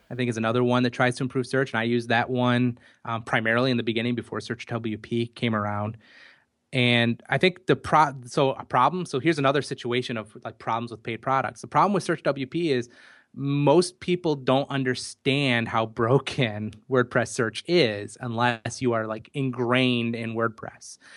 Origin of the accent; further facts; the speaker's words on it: United States; accent: American; my American accent